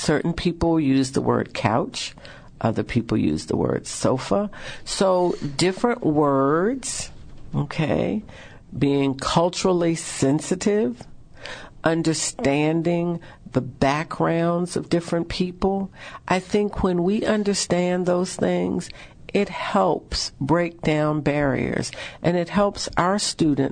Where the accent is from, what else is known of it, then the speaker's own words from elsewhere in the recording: the South, United States; We say soda in the South.